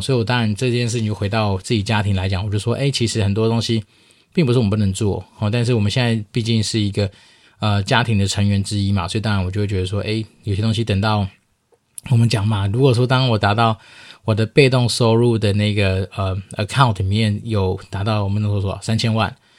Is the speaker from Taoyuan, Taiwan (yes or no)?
yes; Taoyuan, Taiwan; 以我老家桃园来说